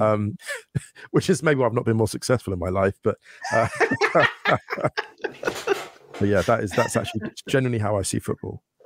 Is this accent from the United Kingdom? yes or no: yes; West Drayton, London, United Kingdom; moved away as an adult; now in Germany; I grew up just outside London in a place called, uh, West Drayton